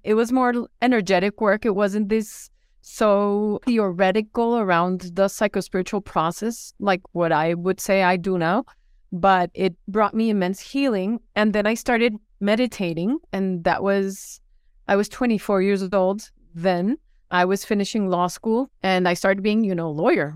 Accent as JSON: {"language": "English", "region": "Bogotá", "country": "Colombia", "tie": "born or raised there", "also_born_or_lived": "Fairfax, Virginia, United States", "said": "I was born in Fairfax, Virginia, but then we moved to Bogotá, Colombia, where my parents were from"}